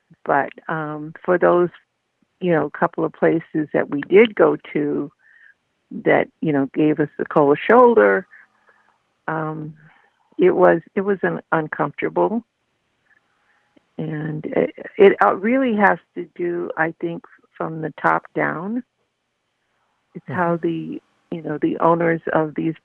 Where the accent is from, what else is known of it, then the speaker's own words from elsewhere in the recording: Duluth, Minnesota, United States; I grew up in Duluth, Minnesota.